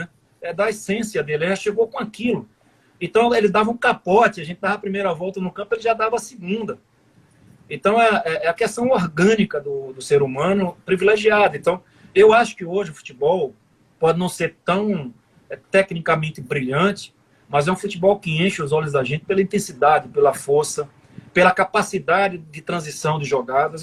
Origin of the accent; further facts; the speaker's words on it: Senhor do Bonfim, Bahia, Brazil; moved away; de criança, né? Lá de Senhor do Bonfim